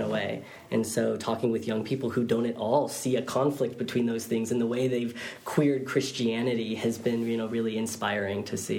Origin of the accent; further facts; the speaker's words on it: Fresno, California, United States; now in Bay Area, United States; I was raised in the Central Valley of California in Fresno